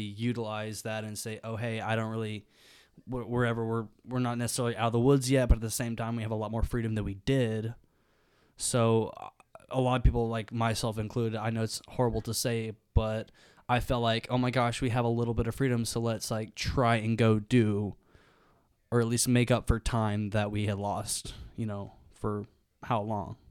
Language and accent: English; Birmingham, Alabama, United States; moved away as an adult; now in Oxford, Mississippi, United States; I'm from Birmingham, Alabama